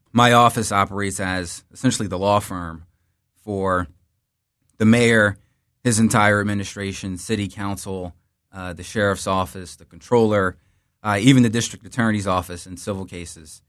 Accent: Philadelphia, Pennsylvania, United States; I was uh, born in North Philly, lived there in my early childhood, and then moved to West Philly whole family's in Philly

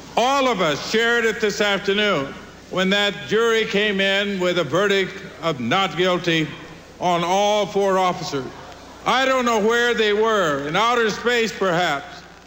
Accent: Los Angeles, California, United States; I'm from East LA, Boyle Heights

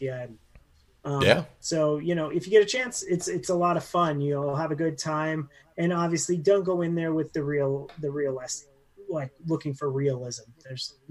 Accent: Northern Nevada, United States; we're Northern Nevada boys

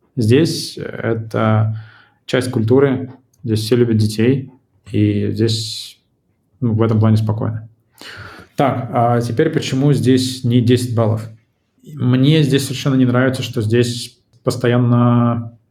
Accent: Saint Petersburg, Russia; moved away as an adult; now in Tbilisi, Georgia; родился и вырос в Петербурге

